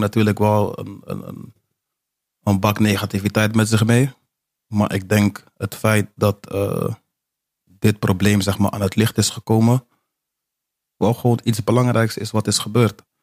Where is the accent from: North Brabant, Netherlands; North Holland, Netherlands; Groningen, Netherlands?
North Holland, Netherlands; Amsterdam; moved away; also born or lived in Almere / Zeewolde / Rotterdam; ik ben een geboren Amsterdammer.